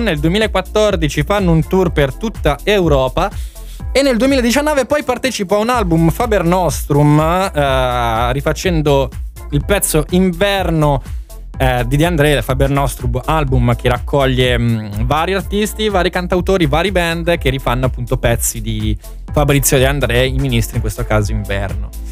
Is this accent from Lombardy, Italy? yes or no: no; area near Arona, Lake Maggiore, Piedmont, Italy; il liceo mio, Galileo Galilei, e il liceo di Arona, Enrico Fermi